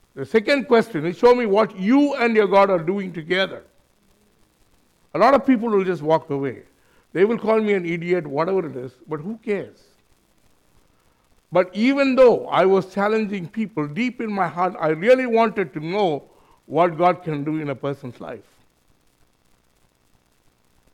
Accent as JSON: {"language": "English", "country": "India", "moved": "as an adult", "lives_now": "New Zealand", "said": "me, my brother, my sister-in-law, we are from India"}